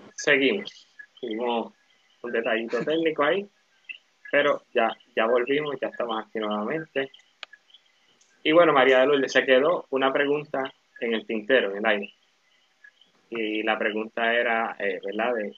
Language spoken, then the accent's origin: Spanish; Puerto Rico; la identidad de nosotros como puertorriqueños